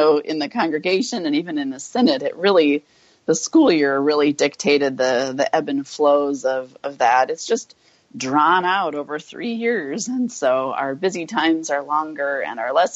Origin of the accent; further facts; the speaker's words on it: North Dakota, United States; I grew up in North Dakota